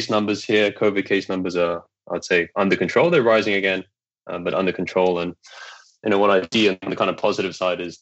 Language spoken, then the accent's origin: English; Malaysia; moved away as an adult; also born or lived in United Kingdom; I am Malaysian. You know, I grew up here, but you know, I'd lived overseas from 1995 to 2010